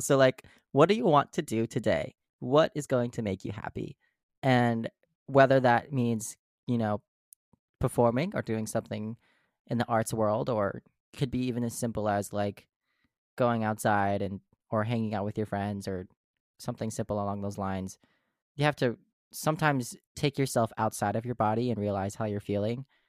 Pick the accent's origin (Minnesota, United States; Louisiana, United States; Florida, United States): Minnesota, United States; Carver; I grew up in Carver, Minnesota